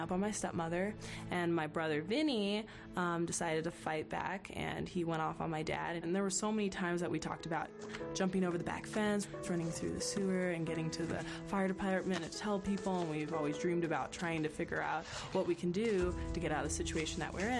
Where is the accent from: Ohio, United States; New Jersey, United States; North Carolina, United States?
New Jersey, United States; I grew up in New Jersey. So we fluctuated between here and New Jersey back and forth